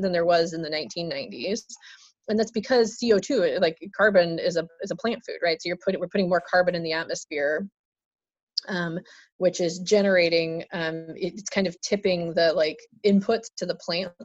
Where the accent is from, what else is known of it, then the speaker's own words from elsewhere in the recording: Oregon, United States; I grew up in Oregon. I was born here.